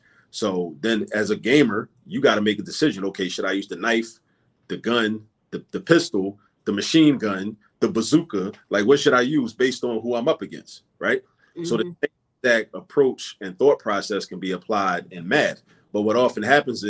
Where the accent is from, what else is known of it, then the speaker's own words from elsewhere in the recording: Baltimore, Maryland, United States; moved away as an adult; now in Philadelphia, United States; I grew up in Baltimore, but I've been in Philly for almost the last 20 years.